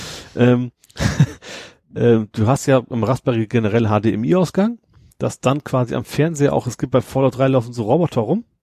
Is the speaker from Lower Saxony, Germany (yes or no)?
yes; Lower Saxony, Germany; ich komme aus Friesland.